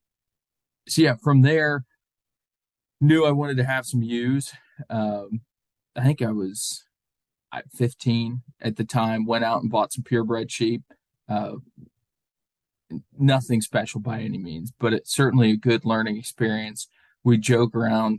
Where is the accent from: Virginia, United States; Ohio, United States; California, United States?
Ohio, United States; Central; moved away; also born or lived in Pennsylvania; growing up in Central Ohio